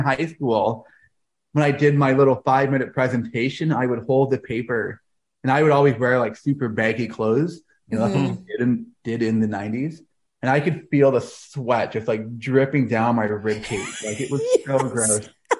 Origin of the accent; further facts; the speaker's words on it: Toronto, Ontario, Canada; now in London, Canada; I am a Toronto boy, born and raised in Toronto. But over the last decade or so, all I've been doing is traveling full time as a Christian speaker all over the world